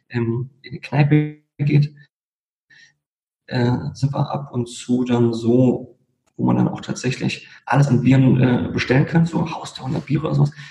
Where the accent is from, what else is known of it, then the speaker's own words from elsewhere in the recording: Berlin, Germany; aufgewachsen, geboren in Berlin, aufgewachsen in Berlin ähm, und letztendlich auch ähm, nie lange weg gewesen